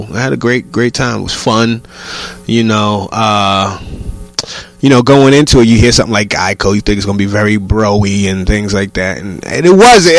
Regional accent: New York, United States; I'm a New Yorker

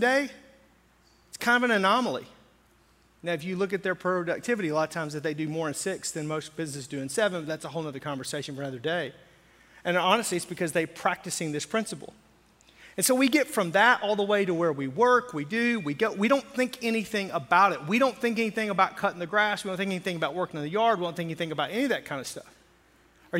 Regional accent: the South, United States; I grew up where, in a very conservative area in the South

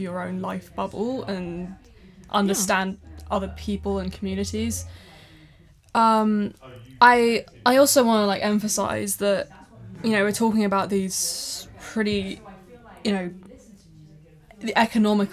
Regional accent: Thailand; now in United Kingdom; I grew up in Thailand

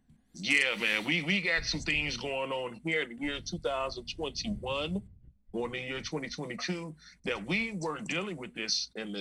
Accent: Los Angeles, California, United States; I'm from Venice, homie

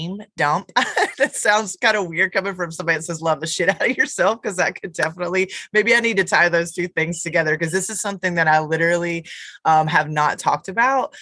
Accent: Dallas, North Carolina, United States; I'm from Dallas, North Carolina

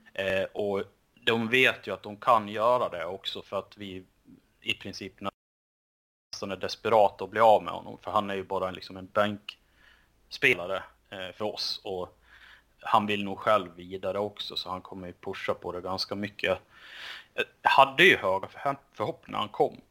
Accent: Sweden; som svensk

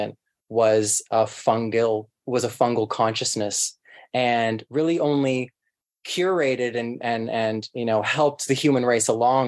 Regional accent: Toronto, Ontario, Canada; I grew up in Etobicoke, which is basically West Toronto now

